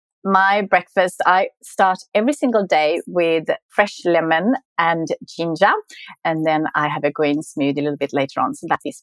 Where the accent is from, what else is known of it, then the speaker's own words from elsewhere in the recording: Sweden; English is a second language; moved away as an adult; also born or lived in Melbourne, Australia; now in Australia; So I grew up in Sweden. I grew up on a farm and we didn't get to travel a lot as kids.